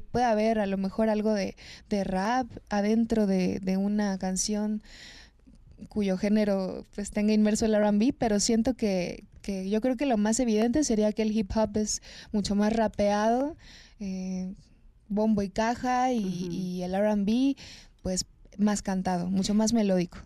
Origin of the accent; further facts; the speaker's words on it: Fresnillo, Zacatecas, Mexico; De Zacatecas, orgullosamente ah, fresnillense, nací en Fresnillo, en el estado de Zacatecas